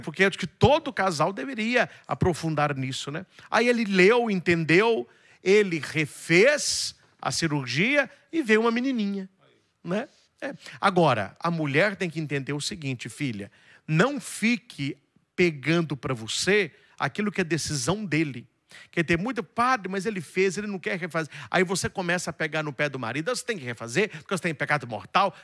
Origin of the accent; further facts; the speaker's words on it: Itaúna, Minas Gerais, Brazil; na cidade de Itaúna, que é onde eu nasci, que fica pertinho de Divinópolis